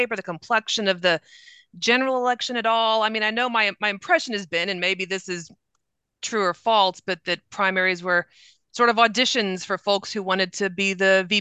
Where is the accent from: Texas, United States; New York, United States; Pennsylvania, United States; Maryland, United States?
Texas, United States